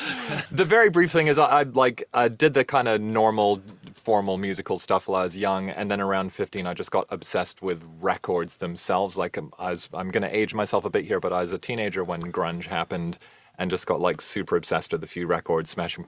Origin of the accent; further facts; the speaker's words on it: Canada; also born or lived in New Zealand; now in London, United Kingdom; I'm originally Canadian, lived in New Zealand as a teenager.